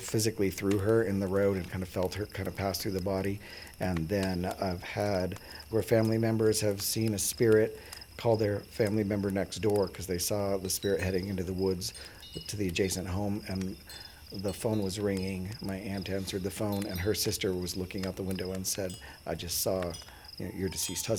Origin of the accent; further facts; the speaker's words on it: Albuquerque, New Mexico, United States; now in Tucson, United States; I grew up in Albuquerque, New Mexico